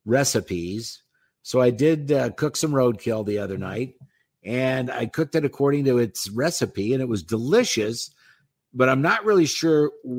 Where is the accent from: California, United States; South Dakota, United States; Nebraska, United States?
Nebraska, United States; also born or lived in Denver; I grew up in Nebraska. We had nothing other than the Huskers.